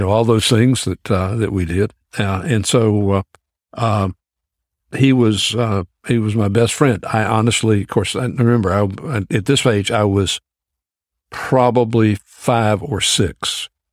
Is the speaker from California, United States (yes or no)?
no; Greensboro, North Carolina, United States; born or raised there; also born or lived in Georgia